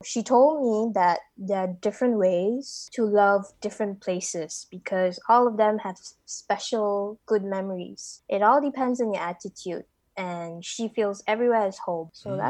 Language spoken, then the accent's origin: English; Malaysia; I was born and raised in Malaysia, lived here my whole life.